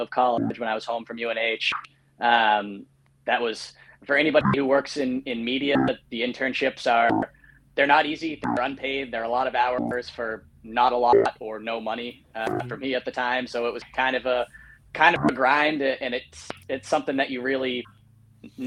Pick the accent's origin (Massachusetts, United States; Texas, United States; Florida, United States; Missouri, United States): Massachusetts, United States; Wrentham; also born or lived in South Boston, Massachusetts / New Hampshire; I grew up in Wrentham, Mass. Initially, right next to Foxborough. Live over in South Boston at the moment.